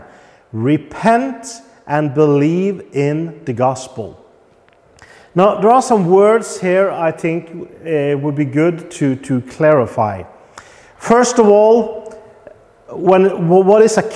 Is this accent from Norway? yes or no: yes; Norway; now in Poland; I'm from Norway. That gives me certain rights because I belong to the Norwegian kingdom